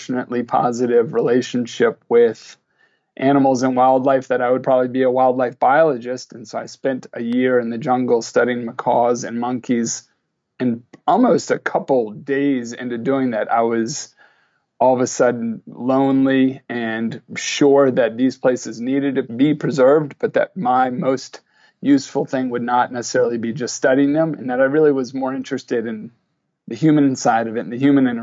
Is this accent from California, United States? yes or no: no; Virginia, United States; moved away as an adult; now in Bedford, New York, United States; I was from Virginia. I thought I'd be up here for just a year or two.